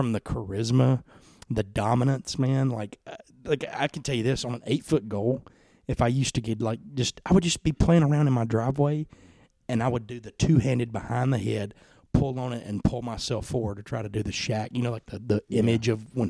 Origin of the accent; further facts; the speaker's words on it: Tupelo, Mississippi, United States; also born or lived in Plantersville, Mississippi; growing up in Plantersville and like Midtown Tupelo